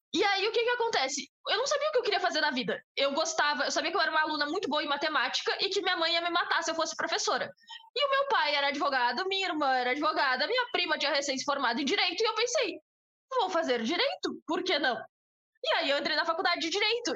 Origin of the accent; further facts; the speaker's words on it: Brazil; eu sou brasileira, eu sou da América Latina